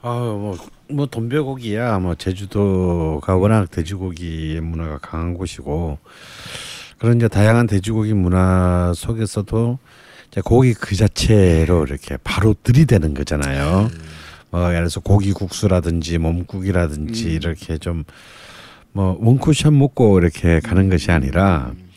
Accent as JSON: {"language": "Korean", "region": "Busan", "country": "South Korea", "tie": "born or raised there", "moved": "as an adult", "lives_now": "Seoul, South Korea", "said": "어릴 때 부산에서 자랐기 때문에"}